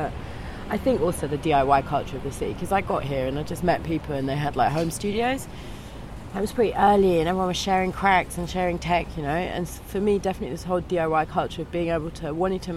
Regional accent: London, United Kingdom; moved away as an adult; now in Berlin, Germany; growing up in London

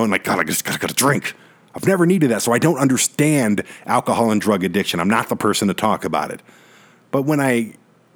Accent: Detroit, Michigan, United States; we grew up in Detroit

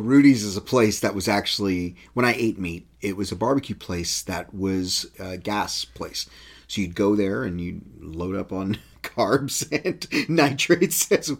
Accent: San Antonio, Texas, United States; I'm from San Antonio. I'm from Texas.

